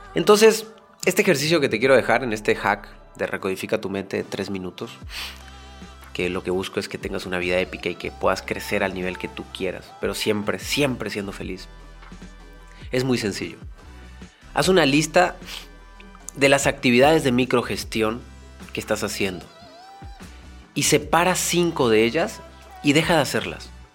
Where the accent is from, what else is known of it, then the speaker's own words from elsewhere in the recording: Mexico; en México le decimos la talacha